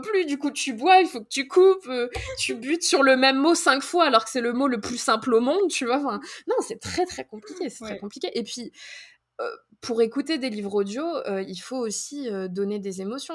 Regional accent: France; first language French; moved away as an adult; now in Minnesota, United States; on est français

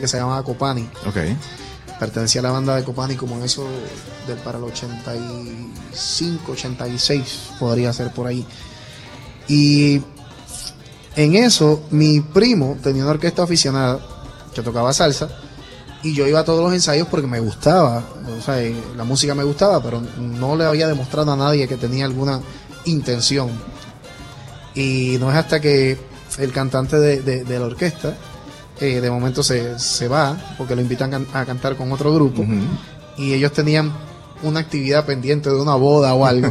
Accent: Isabela, Puerto Rico; yo estuve en, en la banda escolar de, de Isabela, mi pueblo, como por 5 o 6 años.

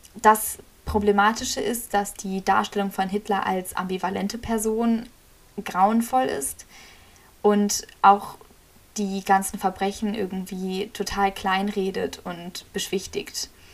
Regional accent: Germany; ich bin auch in Deutschland aufgewachsen

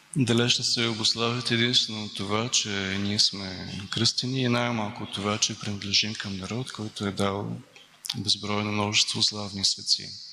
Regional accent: Bulgaria; сме българи

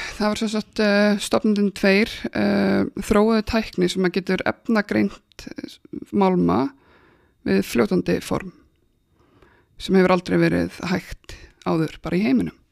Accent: Akranes, Western Region, Iceland; ég er frá Akransinu

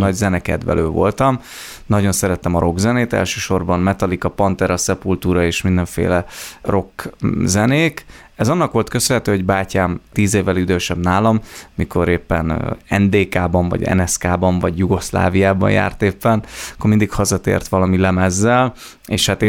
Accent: Herend, Veszprém County, Hungary; Egy pici településről származom, Herendnek hívják

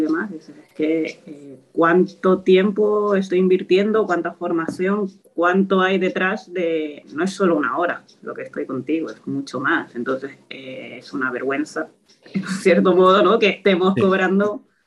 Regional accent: Toledo, Castilla-La Mancha, Spain; moved away as an adult; now in Gran Canaria, Spain; soy de Toledo, estudié allí en la UCLM y bueno, actualmente vivo en Gran Canaria desde hace 5 años

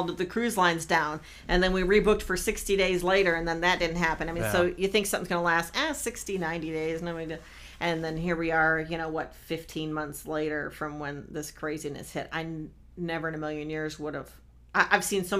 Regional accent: Michigan, United States; moved away as an adult; I grew up in Michigan, and everything was support local businesses

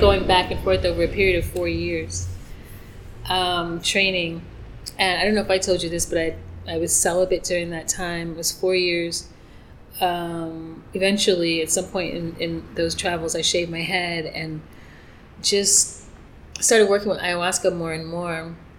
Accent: New York, United States; moved away as an adult; now in Mérida, Mexico; I'm from New York

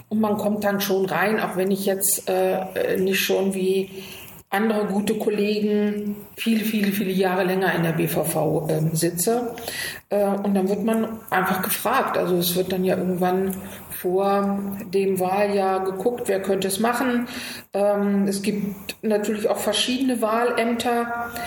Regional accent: Göttingen, Lower Saxony, Germany; now in Berlin, Germany; Göttingen ist meine Heimat und Spandau ist mein Zuhause.

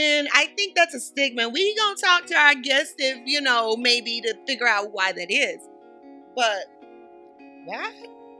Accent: the South, United States; If you're from the South, we just fry chicken.

